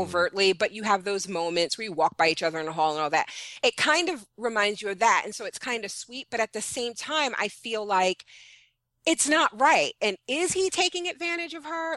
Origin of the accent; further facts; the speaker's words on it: New York City, New York, United States; I'm Panamanian, and I grew up in Brooklyn, New York